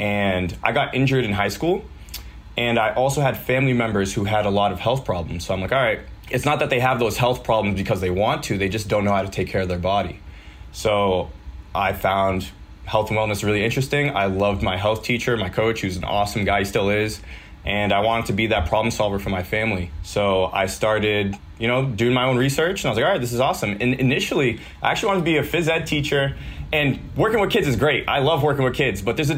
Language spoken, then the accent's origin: English; Milford, Massachusetts, United States; I'm from Milford, Mass, which is Central Mass